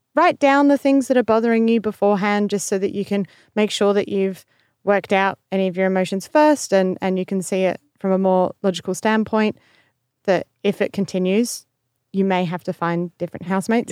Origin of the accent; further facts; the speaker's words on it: Australia; being in the same room as another Australian